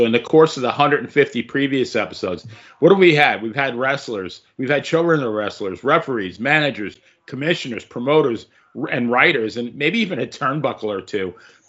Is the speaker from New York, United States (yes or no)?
yes; Long Island, New York, United States; I grew up in Long Island